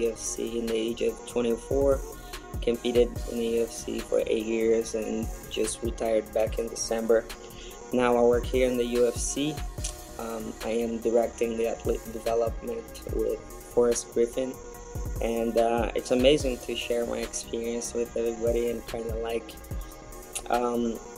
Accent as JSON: {"language": "English", "region": "Northeast Region", "country": "Brazil", "tie": "born or raised there", "moved": "yes", "said": "So I'm from Brazil. I was born in the northeast of Brazil in a very small town close to the Amazon area. Grew up in a traditional family"}